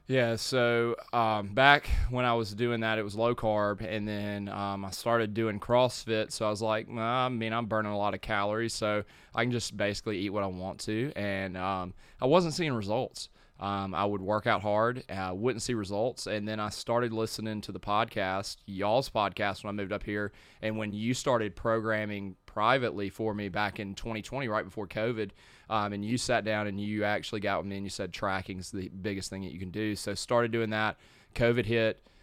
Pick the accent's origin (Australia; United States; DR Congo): United States; Madison, Mississippi; grew up here in Madison